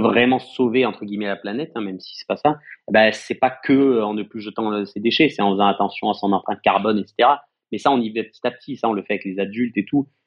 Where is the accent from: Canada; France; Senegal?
France; Marseille, Provence-Alpes-Côte d'Azur; on est Marseillais et on prend soin de notre propre ville